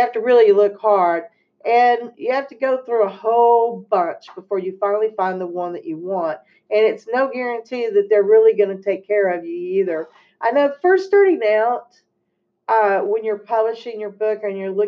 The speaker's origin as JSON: {"language": "English", "region": "Texas", "country": "United States", "said": "I'm from Texas, as you can tell with my accent."}